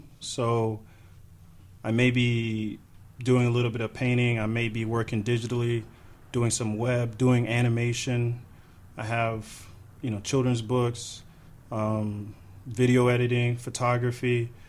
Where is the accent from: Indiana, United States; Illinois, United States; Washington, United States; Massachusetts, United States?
Illinois, United States; Chicago; Grew up a little bit around a few places. A little bit in central Illinois. And became of age in Chicago. Spent a lot of my adult years in Chicago.